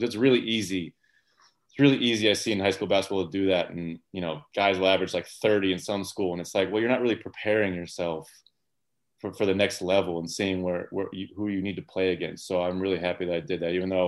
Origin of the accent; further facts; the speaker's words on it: Indiana, United States; moved away as an adult; also born or lived in Carmel, Indiana / Michigan; I moved from Hamilton Heights